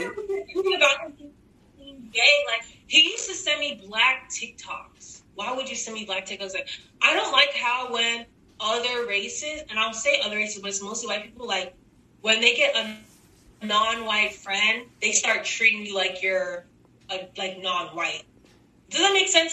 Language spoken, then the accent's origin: English; Texas, United States; Oh, I'm from I'm from Texas. Like we're from the South, sort of in the same area.